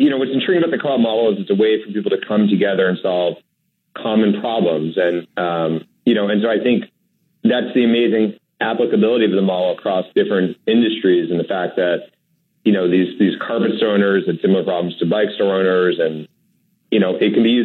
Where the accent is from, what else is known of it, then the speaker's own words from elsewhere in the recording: Manchester, New Hampshire, United States; when I was growing up in Manchester, New Hampshire